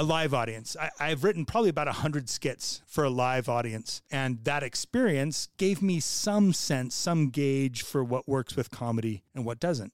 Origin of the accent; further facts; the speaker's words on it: California, United States; moved away; also born or lived in Connecticut / Utah; I was a kid from California. I grew up in California and Connecticut.